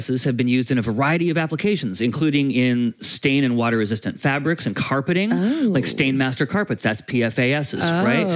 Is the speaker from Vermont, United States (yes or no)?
yes; Vermont, United States; my home state of Vermont.